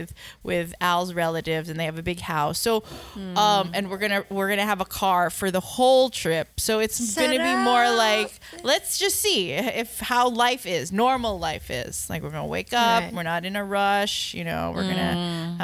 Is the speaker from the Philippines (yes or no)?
yes; Philippines; also born or lived in United States; This is my home country